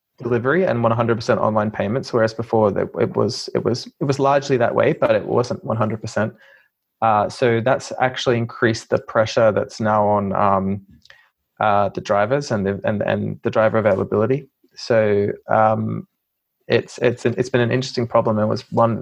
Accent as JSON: {"language": "English", "country": "Australia", "moved": "as an adult", "lives_now": "United Kingdom", "said": "I'm from Australia, as you probably could have told."}